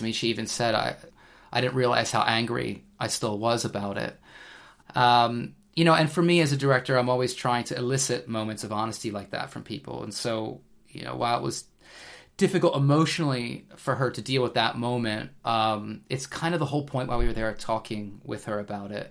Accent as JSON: {"language": "English", "country": "United States", "also_born_or_lived": "England", "moved": "yes", "lives_now": "United Kingdom", "said": "being an American myself"}